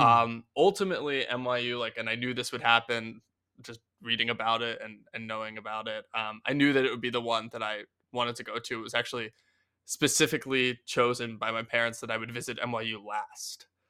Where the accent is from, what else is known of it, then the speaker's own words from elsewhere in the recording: Philadelphia, Pennsylvania, United States; moved away; also born or lived in New York; I'm from Philadelphia originally